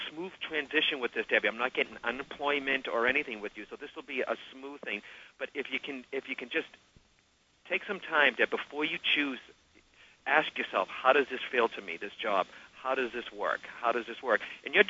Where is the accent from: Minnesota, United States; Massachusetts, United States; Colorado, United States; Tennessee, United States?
Massachusetts, United States; born or raised there